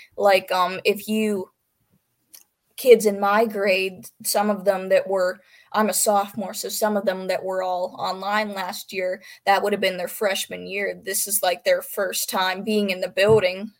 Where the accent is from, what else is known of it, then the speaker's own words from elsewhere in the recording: Pennsylvania, United States; I'm from Pennsylvania